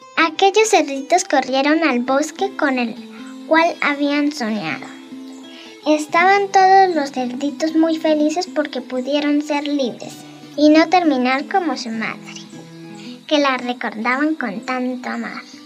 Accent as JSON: {"language": "Spanish", "area": "Cincelada", "region": "Santander", "country": "Colombia", "said": "Soy del corregimiento de Cincelada. vivo en Anacal Bajo"}